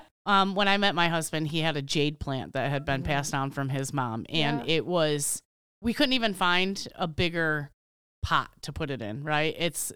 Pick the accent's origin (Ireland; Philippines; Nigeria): Ireland; I like shamrocks. I'm Irish. I like shamrocks.